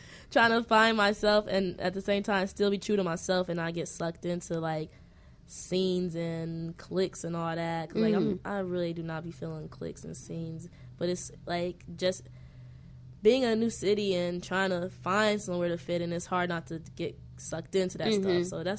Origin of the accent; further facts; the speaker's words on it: Ohio, United States; now in Chicago, United States; Nah, I'm from Ohio.